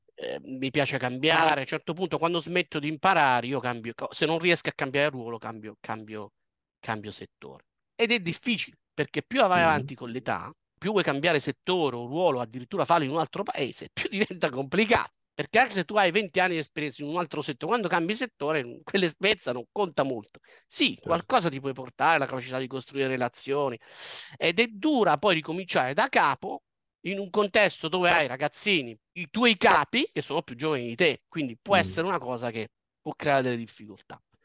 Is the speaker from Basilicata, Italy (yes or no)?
yes; Potenza, Basilicata, Italy; moved away as an adult; also born or lived in Bologna / Turin; now in London, United Kingdom; sono nato a Potenza, una piccola cittadina della regione Basilicata